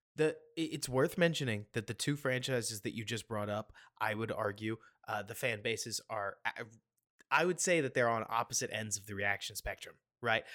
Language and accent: English; Dallas, Texas, United States; I'm from Dallas